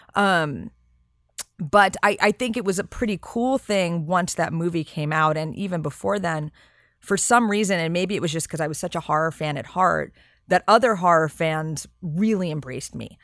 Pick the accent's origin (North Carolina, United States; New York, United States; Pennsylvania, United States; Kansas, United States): New York, United States; New York City; I grew up in New York and in Manhattan